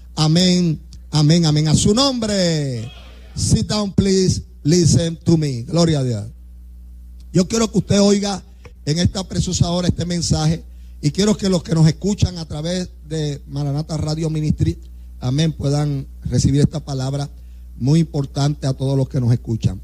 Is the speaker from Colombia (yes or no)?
no; Puerto Rico; somos puertorriqueños y como somos puertorriqueños, aquí hay un idioma, ¿ve? Y hablamos español.